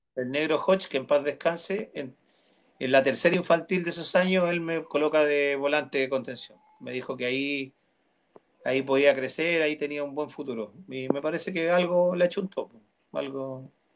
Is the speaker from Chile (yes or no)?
yes; Peñaflor / Mallarauco, Santiago Metropolitan Region, Chile; also born or lived in Melipilla / Recoleta, Santiago; yo nací en Peñaflor